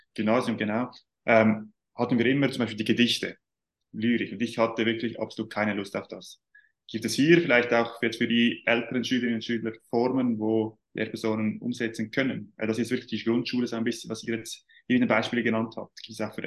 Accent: Switzerland; Bei uns in der Schweiz

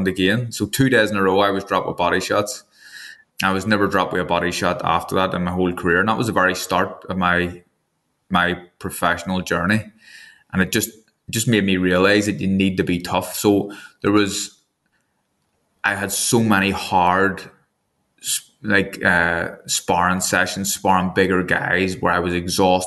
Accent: Northern Ireland, United Kingdom; I'm from Northern Ireland and I'm also a Protestant as well

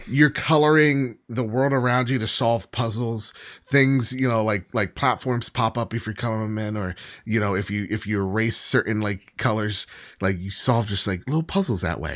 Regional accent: New Jersey, United States; I'm from Jersey

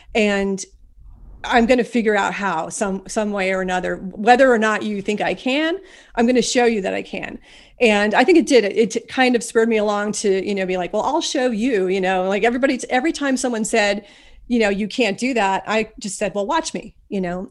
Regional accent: Ashland, Pennsylvania, United States; now in Scranton, United States; I was born and I grew up in a tiny little town called Ashland, Pennsylvania.

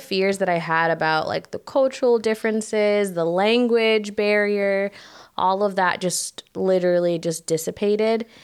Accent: United States; moved away as an adult; now in Croatia; I am American

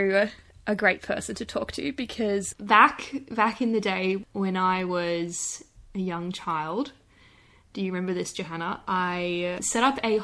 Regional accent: Australian Capital Territory, Australia; moved away; we're originally from the Australian Capital Territory.

